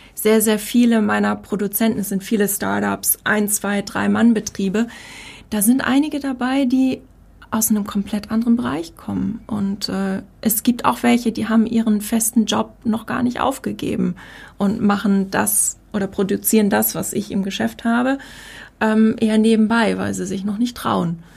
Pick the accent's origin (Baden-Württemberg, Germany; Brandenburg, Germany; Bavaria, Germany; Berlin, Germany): Baden-Württemberg, Germany; Heidelberg; Meine Eltern kommen aus Norddeutschland, ich bin hier unten groß geworden